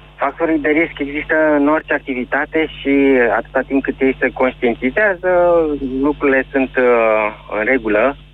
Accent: Pitești, Argeș, Romania; Sunt din Pitești

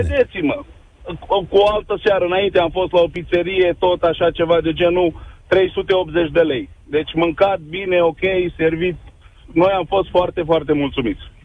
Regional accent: Bacău, Bacău County, Romania; eu sunt din Bacău, județul Bacău

